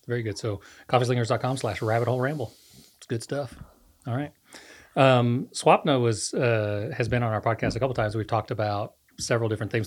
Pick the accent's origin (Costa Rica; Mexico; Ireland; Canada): Costa Rica; moved away as an adult; I grew up in Costa Rica, lived there almost thirty, uh, thirty years of my life